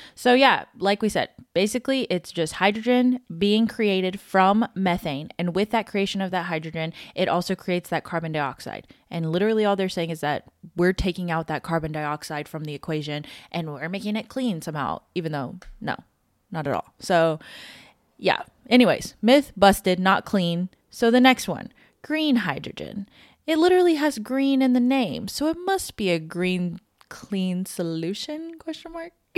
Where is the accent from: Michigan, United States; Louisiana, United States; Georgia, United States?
Louisiana, United States; I'm from Louisiana